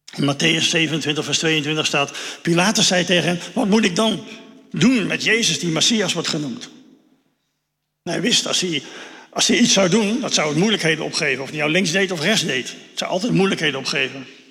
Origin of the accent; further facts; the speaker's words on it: Netherlands; Daar staan we ook als Nederlanders eh, best wel bekend om